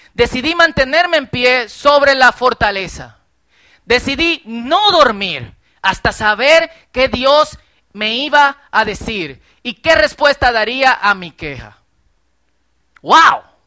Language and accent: Spanish; Herrera, Distrito Nacional, Dominican Republic; Yo crecí en Herrera